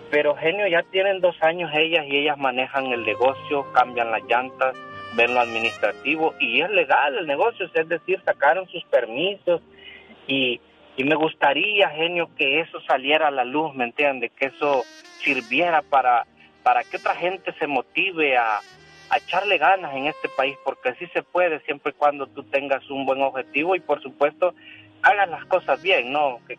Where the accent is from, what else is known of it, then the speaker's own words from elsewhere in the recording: El Salvador; yo soy salvadoreño